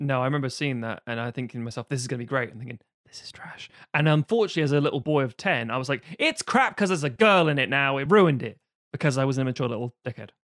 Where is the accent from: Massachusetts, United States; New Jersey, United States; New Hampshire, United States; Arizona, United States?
New Jersey, United States; I was just a young man growing up in New Jersey